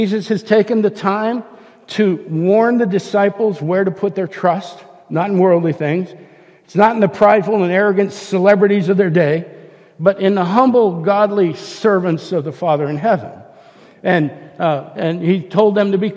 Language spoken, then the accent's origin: English; Northeast Ohio, United States; I grew up in Northeast Ohio